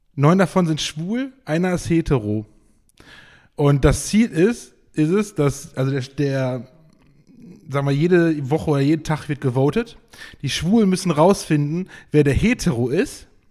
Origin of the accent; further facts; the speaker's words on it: Geldern, North Rhine-Westphalia, Germany; bei uns in Geldern